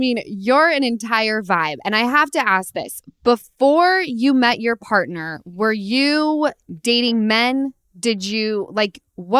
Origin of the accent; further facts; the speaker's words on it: Utah, United States; now in Los Angeles, United States; I'm from Utah, and I'm telling you, I moved to LA because it was the biggest city that was the closest to where I was from.